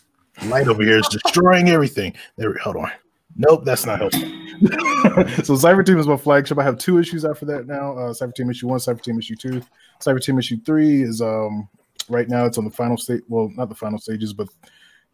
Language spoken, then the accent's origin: English; North Carolina, United States; now in Colorado Springs, United States; originally, I'm from North Carolina